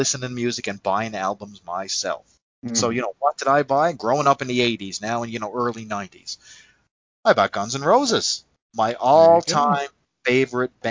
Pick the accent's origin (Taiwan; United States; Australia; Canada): Canada; accent: Canadian; I'm a Canadian guy, and it's no secret, you can tell by my accent